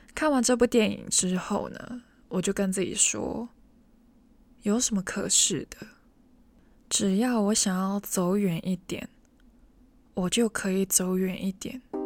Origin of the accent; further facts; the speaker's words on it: Hong Kong; Chinese is a second language; 我们在香港还是会学到国语的